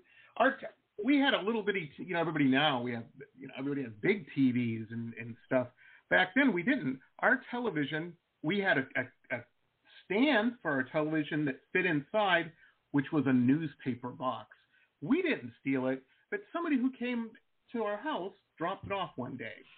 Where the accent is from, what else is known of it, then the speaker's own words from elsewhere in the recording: Detroit, Michigan, United States; I grew up in Metro Detroit, and this is back in the 80s